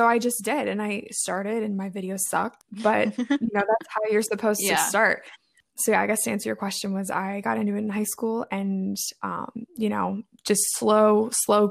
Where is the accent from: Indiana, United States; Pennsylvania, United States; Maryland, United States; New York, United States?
Maryland, United States; also born or lived in Midwest; I am from Maryland